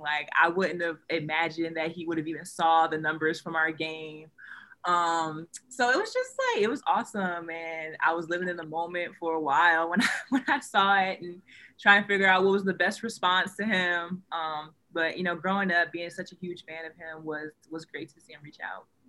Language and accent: English; Ohio, United States; moved away as an adult; now in Michigan, United States; I'm from Ohio